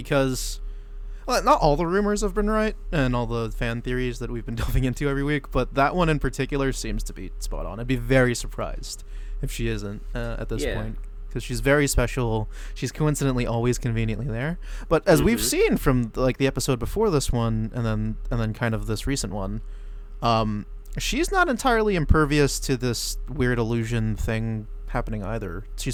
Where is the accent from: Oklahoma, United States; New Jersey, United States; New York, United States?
New Jersey, United States; we're from Jersey.